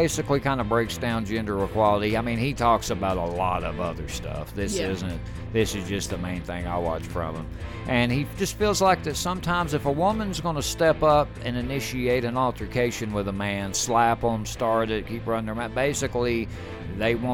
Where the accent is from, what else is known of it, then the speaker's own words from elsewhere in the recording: the South, United States; we're from the South